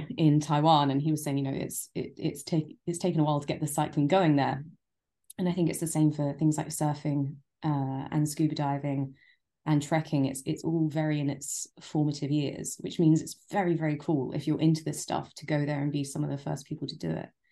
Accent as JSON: {"language": "English", "region": "London", "country": "United Kingdom", "tie": "born or raised there", "also_born_or_lived": "Japan", "said": "I am a born and bred Londoner."}